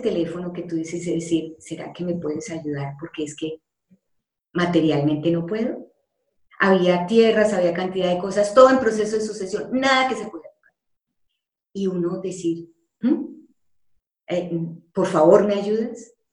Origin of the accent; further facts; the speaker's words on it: Colombia; moved away as an adult; also born or lived in Panama; yo salí de Colombia porque allá no estaba feliz